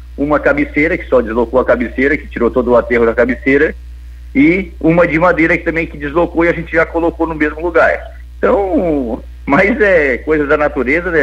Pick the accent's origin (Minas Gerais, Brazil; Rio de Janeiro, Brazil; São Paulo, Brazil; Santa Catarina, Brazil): Santa Catarina, Brazil; Lauro Müller; also born or lived in Orleans; da Cruz de Malta, minha terra natal, Lauro Bider